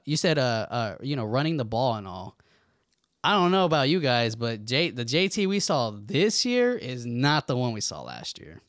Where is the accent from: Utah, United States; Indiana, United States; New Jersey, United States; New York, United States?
Indiana, United States; Indianapolis; We are from Indianapolis